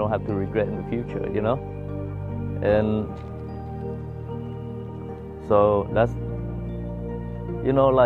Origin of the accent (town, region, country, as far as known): Vietnam; now in United States